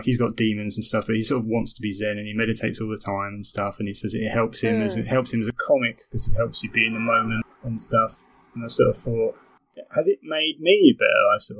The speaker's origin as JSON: {"language": "English", "town": "Romford", "region": "London", "country": "United Kingdom", "said": "And I am trying to sound like I'm from Romford when I visit Romford. It's just stupid. I don't hate Romford, but I think from a personal point of view, I was always wanted to get out"}